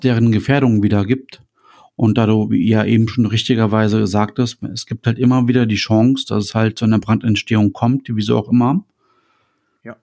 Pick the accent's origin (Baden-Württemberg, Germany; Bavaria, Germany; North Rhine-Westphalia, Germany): North Rhine-Westphalia, Germany; wir kommen ja beide aus Nordrhein-Westfalen